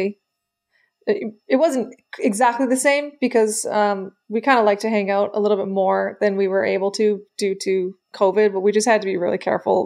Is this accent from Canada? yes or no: yes; Canada; we're Canadian